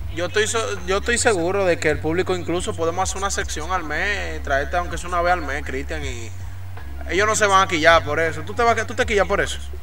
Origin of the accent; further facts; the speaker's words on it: San Juan de la Maguana, San Juan, Dominican Republic; somos gente de San Juan. Entonces tú estás hablando con un sanjuanero.